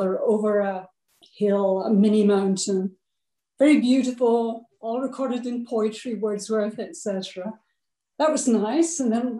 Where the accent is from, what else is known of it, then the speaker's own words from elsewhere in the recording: Scotland, United Kingdom; moved away; as a child, I grew up in Scotland.